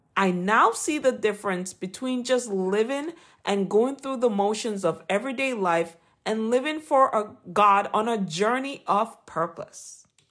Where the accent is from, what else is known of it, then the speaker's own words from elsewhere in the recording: Jamaica; accent: Jamaican; my Jamaican accent